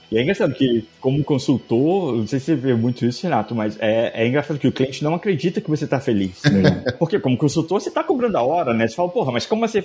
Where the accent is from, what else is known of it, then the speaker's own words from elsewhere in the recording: Brazil; moved away as an adult; eu saí do Brasil em 2007.